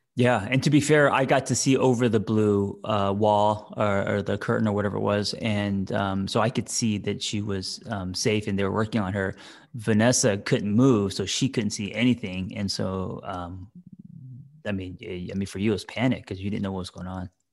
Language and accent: English; Glendale, United States; born or raised there; moved away